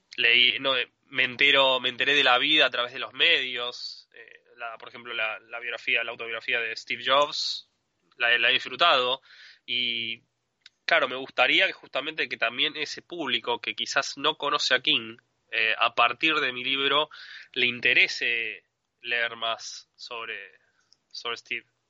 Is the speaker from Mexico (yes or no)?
no; Argentina; also born or lived in Adrogué, Buenos Aires Province; soy argentino, vivo en Adrogué, que es una ciudad, es una ciudad al sur de, la capital federal, dentro de la provincia de Buenos Aires